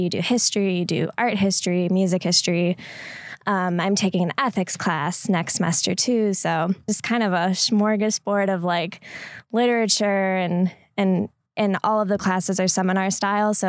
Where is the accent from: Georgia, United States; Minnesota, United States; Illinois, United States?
Illinois, United States; Chicago; moved away as an adult; also born or lived in South Bend, Indiana / Door County, Wisconsin; I'm originally from the Chicago area